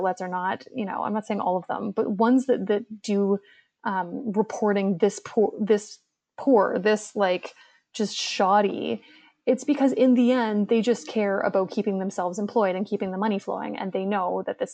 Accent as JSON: {"language": "English", "town": "Hamilton", "region": "Ontario", "country": "Canada", "tie": "born or raised there", "moved": "yes", "lives_now": "Toronto, Canada", "said": "Hamilton. Hamilton. So, you know, represent. I love my hometown, but yeah, I live in Toronto now"}